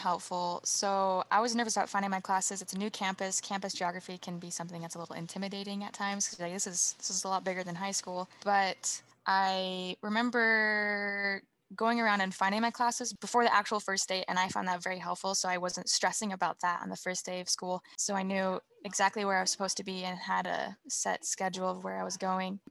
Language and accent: English; Woods Cross, Utah, United States; my hometown is Woods Cross, Utah